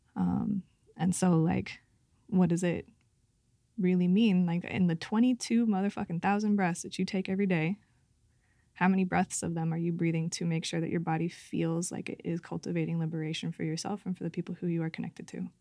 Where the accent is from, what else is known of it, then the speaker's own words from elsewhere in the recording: Santa Cruz, California, United States; my hometown of Santa Cruz.